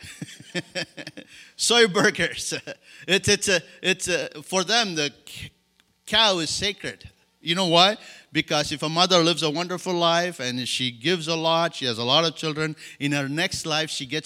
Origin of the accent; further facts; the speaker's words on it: India; English is a second language; also born or lived in Madagascar; now in France; I grew up in India